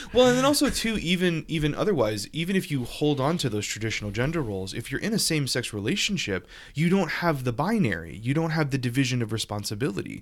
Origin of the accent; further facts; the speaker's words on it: Louisiana, United States; my home state louisiana